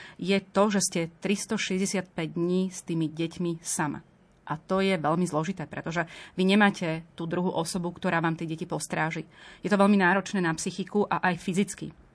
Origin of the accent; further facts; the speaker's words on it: Telgárt, Banská Bystrica Region, Slovakia; jednak aj pochádzame z Telgartu, moja rodina